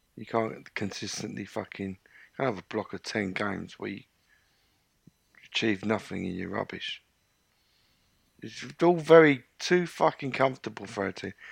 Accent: London, United Kingdom; born in London, work in London, educate London, everything London.

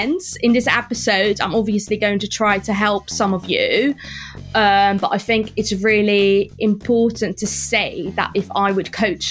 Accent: Netherlands; I grew up in the Netherlands

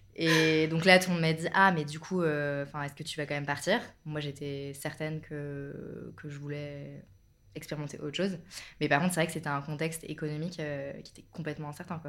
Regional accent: Bordeaux, Nouvelle-Aquitaine, France; moved away as an adult; now in Paris, France; je suis originaire du sud-ouest, de Bordeaux, et là, ça va faire un peu plus de 10 ans que, que je vis à Paris

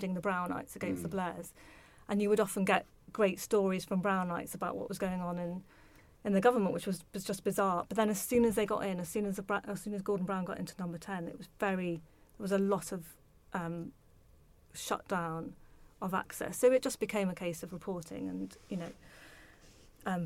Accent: Liverpool, North West England, United Kingdom; moved away as an adult; I grew up in Liverpool

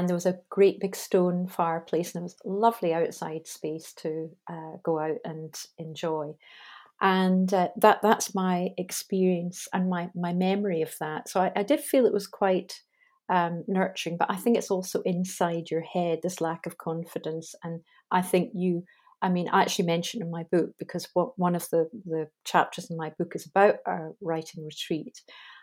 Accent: Scotland, United Kingdom; I'm Scottish.

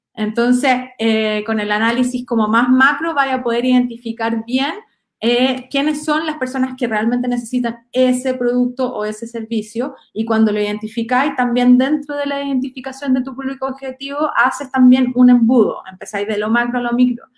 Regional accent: Chile; soy de región

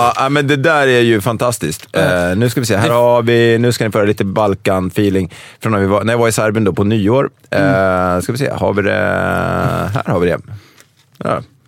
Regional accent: Stockholm, Stockholm County, Sweden; Brännkyrka kyrka låg väldigt nära där jag växte upp, som är Älvsjö.

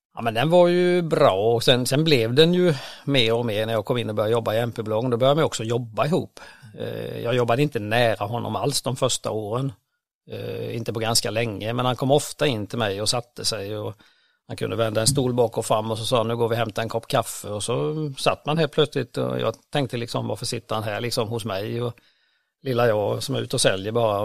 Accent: Ramkvilla, Jönköping County, Sweden; Jag växte upp tre och en halv mil söder om Vetlanda ner mot Växjö till en liten by som heter Ramkvilla

